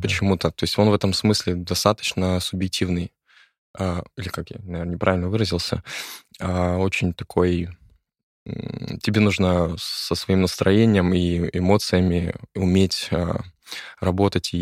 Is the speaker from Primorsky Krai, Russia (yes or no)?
yes; Nakhodka, Primorsky Krai, Russia; Это в Находке. Я из Находки.